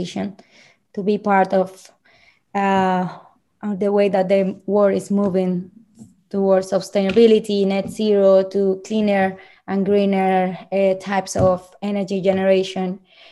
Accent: Bucaramanga, Santander, Colombia; English is a second language; moved away as an adult; now in London, United Kingdom; I found this program in my hometown, Bucaramanga

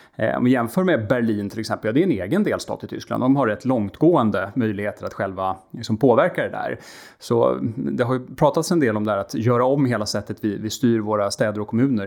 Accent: Sweden; som svensk

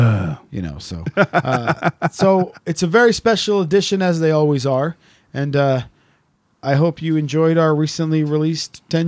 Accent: Wales, United Kingdom; From Stonehenge, we're from South Wales

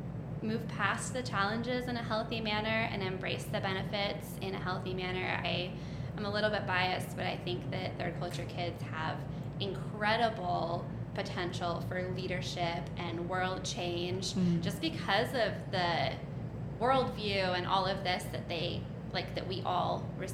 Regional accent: Uzbekistan; I grew up in Central Asia. I moved there when I was 6 years old, and I did all of my schooling and growing up years in this tiny country in the middle of nowhere that no one knows the name of.

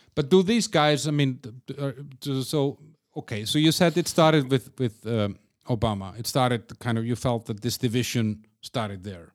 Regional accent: Iceland; moved away as an adult; now in Czech Republic; I moved away from Iceland almost twenty years ago

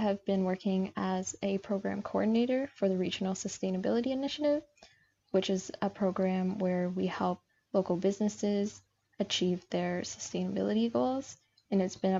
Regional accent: Windsor, Ontario, Canada; I was born in Windsor, Ontario, which is the border city right next to Detroit.

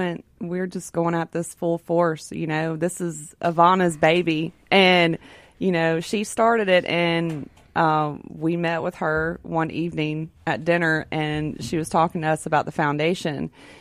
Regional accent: Brandon, Mississippi, United States; I'm from good old Brandon, Mississippi.

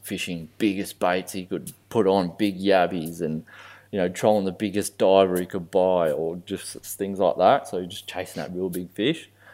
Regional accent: Australia; I'm Australian born

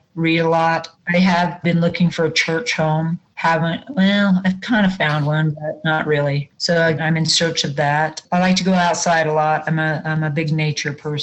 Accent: Wyoming, United States; I live in my hometown. I've lived here all my life, was born and raised here

